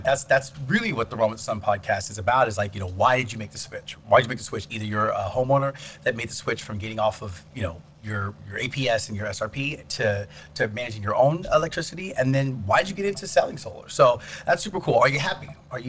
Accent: Alaska, United States; now in Arizona, United States; I'm originally from Alaska

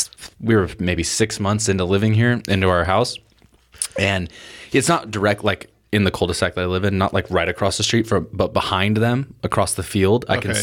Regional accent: Portland, United States; I grew up in Portland, and there's people that grow up

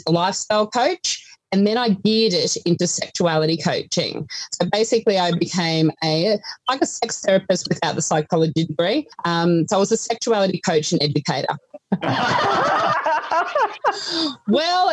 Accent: New England, New South Wales, Australia; moved away as an adult; also born or lived in Armidale / Gatton, Queensland; now in Toowoomba, Australia; I grew up in New England. So I grew up in a little, well, not even a town, on a sheep and cattle property between Armidale and Tamworth, New South Wales.

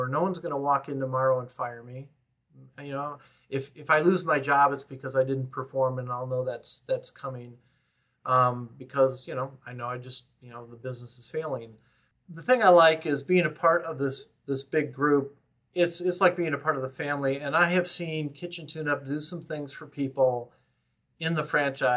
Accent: Michigan, United States; moved away; I'm from Michigan originally

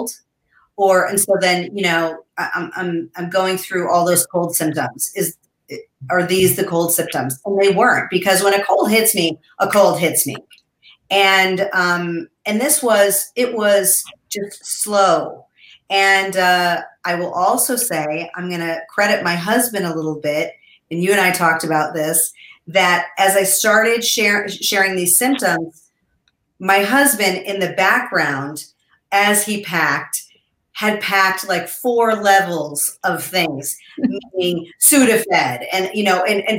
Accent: Colorado, United States; we're from Colorado

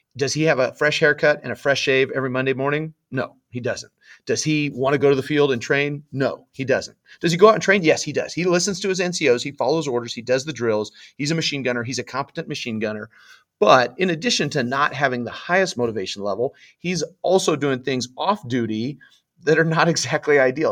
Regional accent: Southern California, United States; also born or lived in Oklahoma; Born and raised in Southern California

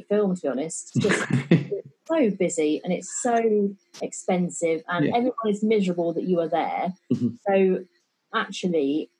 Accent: East Northamptonshire, East Midlands, United Kingdom; also born or lived in London; I grew up in East Northamptonshire

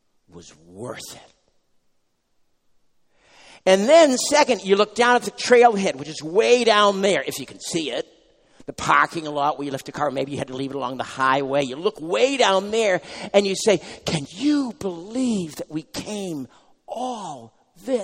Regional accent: New England, United States; now in New Jersey, United States; I'm from New England. We have sort of mountains here. There, I should say. But here in New Jersey

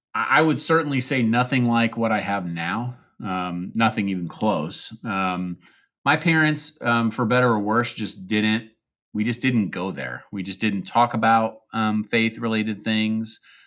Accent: Pekin, Illinois, United States; now in Evansville, United States; I am from Pekin, Illinois, which is a little town outside of Peoria, and currently reside in Evansville, Indiana, with my wife and three kids.

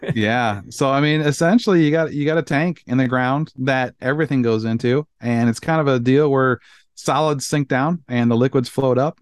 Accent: Iowa, United States; moved away; I grew up on Iowa and drank out of a well my entire life

